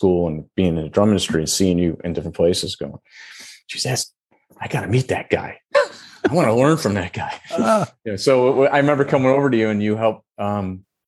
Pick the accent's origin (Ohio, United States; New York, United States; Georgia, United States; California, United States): New York, United States; Rochester; I'm from Rochester. So growing up in Rochester as a drummer